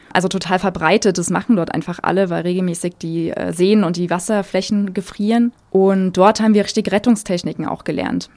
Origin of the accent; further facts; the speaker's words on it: Germany; bei uns in Deutschland